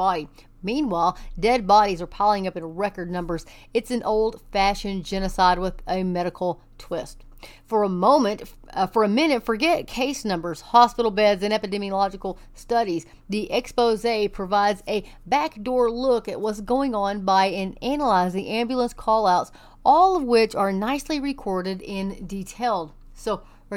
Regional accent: Texas, United States; I am from Texas and we don't sound like

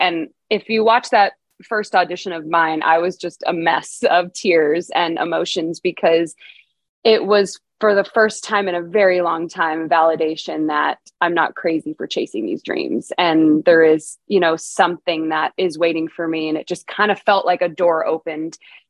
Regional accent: Bay Area, California, United States; moved away as an adult; now in Nashville, United States; I'm originally from California. I'm from the Bay Area, and I moved out to Nashville in 2017

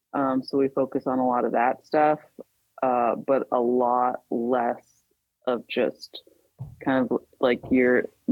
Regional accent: Alaska, United States; I'm from Alaska. I work for a local fire department up here. And avid outdoorsman, I'd say, but born and raised up here.

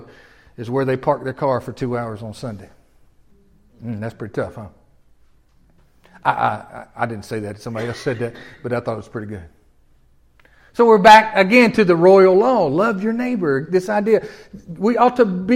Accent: Tennessee, United States; moved away; I'm from Tennessee

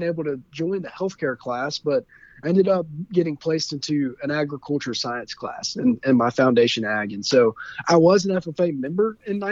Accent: Covington, Georgia, United States; I'm from Covington, Georgia, which is a town about 30 miles directly east of Atlanta, down there in the heart of the South. I love growing up in Covington

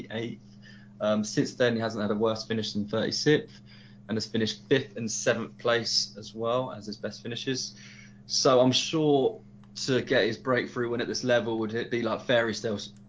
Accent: Colchester, East of England, United Kingdom; because he's from my hometown, Colchester.

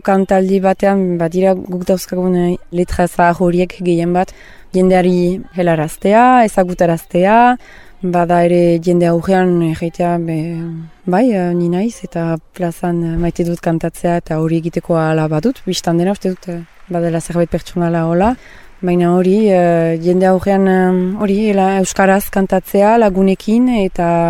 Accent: Soule, Nouvelle-Aquitaine, France; now in Irun, Spain; ni Sibirotaren naiz sortzez, eta horrein eh, bat urte batzu irunian bizi naizela

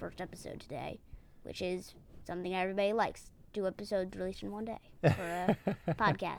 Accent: New York City, New York, United States

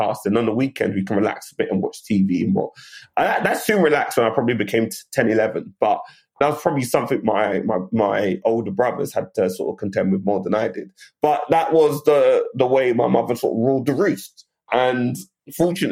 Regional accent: London, United Kingdom; moved away as an adult; also born or lived in Bermondsey, London / Nottingham; So I grew up initially in Bermondsey, and then we moved laterally further sort of east to Woolwich. So my initial years were in Bermondsey till I was about like eight, nine. And then my sort of formative years thereafter were in Woolwich in southeast London.

